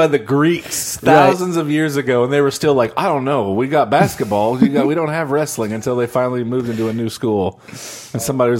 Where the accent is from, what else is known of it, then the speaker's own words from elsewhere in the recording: Effingham, Illinois, United States; now in St. Louis, United States; I'm from a little town in Illinois called Effingham. We have the world's largest cross.